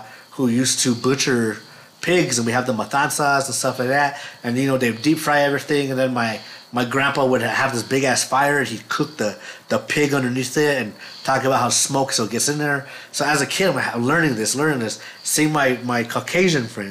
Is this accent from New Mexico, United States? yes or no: yes; Los Lunas, New Mexico, United States; I grew up in Las Lunas